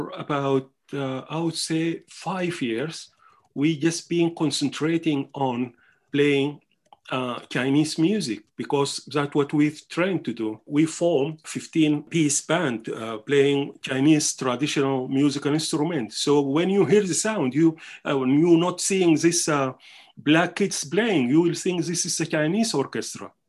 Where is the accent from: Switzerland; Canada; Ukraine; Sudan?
Sudan; Omdurman, Khartoum; English is a second language; moved away as an adult; also born or lived in Wuhan, China; now in Oxford, United Kingdom; I was born in Omdurman, and Omdurman is a mixing pot of the Sudanese cultures.